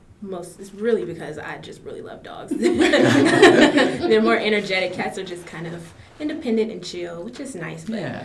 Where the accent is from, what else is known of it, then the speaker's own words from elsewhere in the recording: Oakland, California, United States; moved away; I'm originally from California, Oakland to be specific.